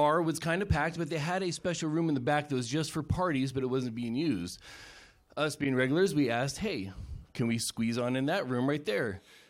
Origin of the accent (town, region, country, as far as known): Alaska, United States